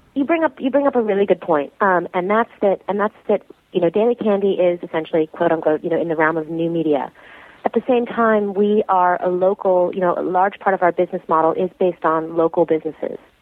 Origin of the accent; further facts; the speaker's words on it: New York City, New York, United States; I grew up in New York City, born and raised.